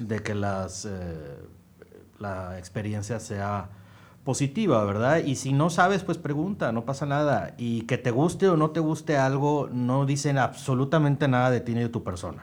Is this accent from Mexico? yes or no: yes; Mexico